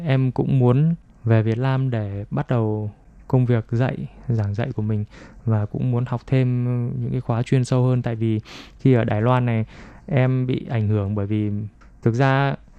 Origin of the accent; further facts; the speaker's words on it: Vietnam; now in Taiwan; người việt mình qua đây đều cũng đều biết tiếng trung cả